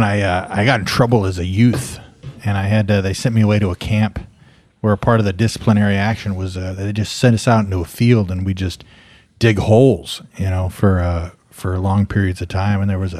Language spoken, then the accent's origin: English; Louisiana, United States; I just remember when I was a young boy growing up in Louisiana, you know, and my dad was nowhere to be seen